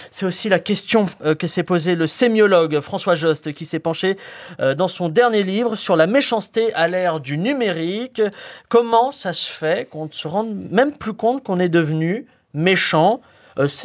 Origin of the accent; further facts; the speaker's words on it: Spain; Alors déjà, je suis espagnol.